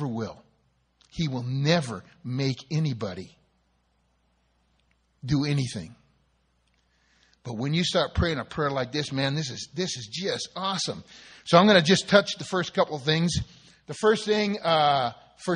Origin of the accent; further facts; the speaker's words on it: Southern California, United States; I grew up in Southern California in the 50s and 60s